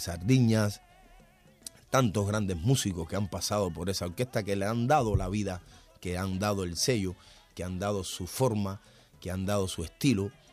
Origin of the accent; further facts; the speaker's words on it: Cuba; en mi país